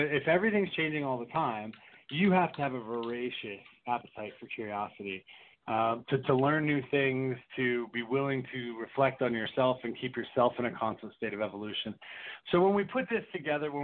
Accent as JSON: {"language": "English", "region": "East Coast", "country": "United States", "tie": "born or raised there", "said": "I grew up on the East Coast"}